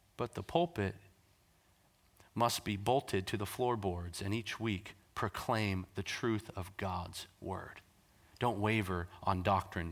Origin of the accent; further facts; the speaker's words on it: North Vancouver, British Columbia, Canada; I grew up in Canada, so we were in North Vancouver at the time